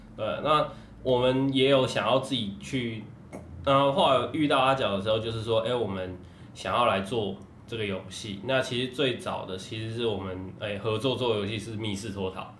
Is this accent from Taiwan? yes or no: yes; Taiwan; 然后家里面台湾那个时候大部分还是会认为哇玩游戏是不好的事情